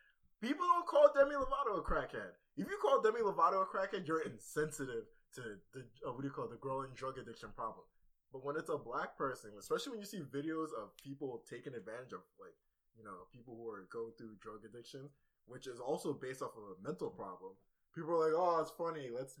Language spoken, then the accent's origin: English; Nigeria; I'm Nigerian, so it's kind of like, it's like all the same thing, kind of.